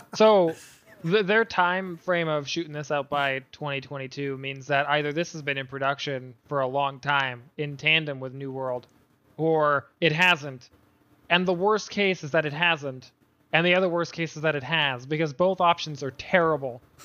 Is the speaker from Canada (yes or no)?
yes; Canada; I'm Canadian